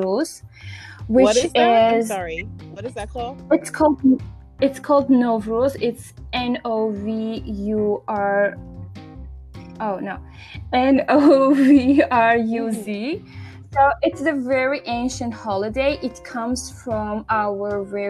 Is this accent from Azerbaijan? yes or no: yes; Azerbaijan